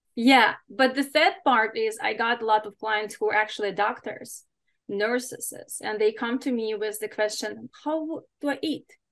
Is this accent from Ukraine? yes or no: yes; Ukraine; English is a second language; now in United States; growing up in Ukraine in a regular kind of family